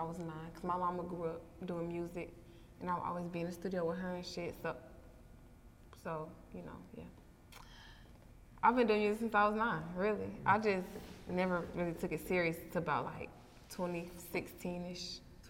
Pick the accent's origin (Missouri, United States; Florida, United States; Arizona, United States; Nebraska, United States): Florida, United States; St. Petersburg; I'm from St. Pete, Florida.